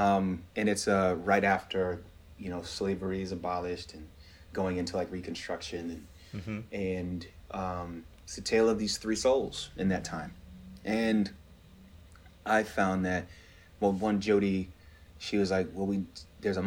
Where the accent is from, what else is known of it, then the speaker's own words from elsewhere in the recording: Georgia, United States; moved away as an adult; I'm still this kid from Georgia